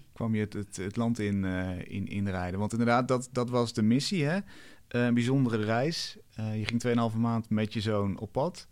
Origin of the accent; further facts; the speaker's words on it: Netherlands; als Hollander